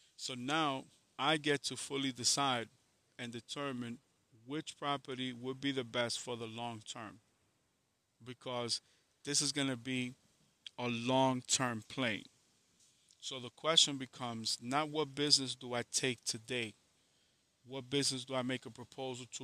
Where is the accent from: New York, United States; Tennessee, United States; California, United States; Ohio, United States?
New York, United States; I'm from New York